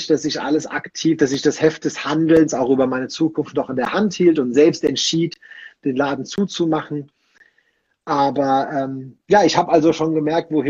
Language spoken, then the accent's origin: German; Rhineland, Germany; Bei uns im Rheinland oder ja doch im Rheinland, wo ich herkomme, da sagte man äh, geflissentlich Quartalssäufer.